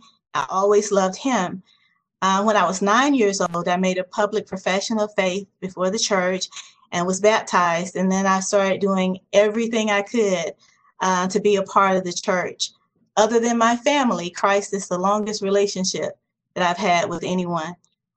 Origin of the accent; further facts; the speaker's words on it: Birmingham, Alabama, United States; I grew up in Birmingham, Alabama, and in fact, I grew up two blocks down from Dynamite Hill, which is in the Smithville area.